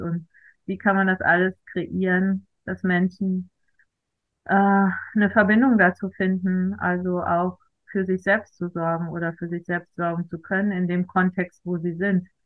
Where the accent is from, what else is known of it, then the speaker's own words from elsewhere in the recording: Germany; moved away; Ich komme aus äh, einem kleinen Selbstversorgerdorf in der Eifel. Wir waren zu Hause Selbstversorger